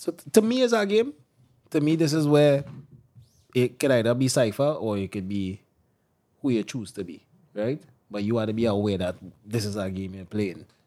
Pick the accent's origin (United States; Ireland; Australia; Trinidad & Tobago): Trinidad & Tobago